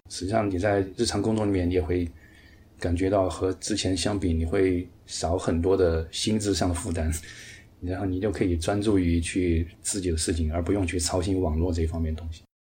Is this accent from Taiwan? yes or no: no; Chengdu, Sichuan, China; moved away as an adult; now in Singapore; 我是来自四川成都的一位程序员，目前在新加坡工作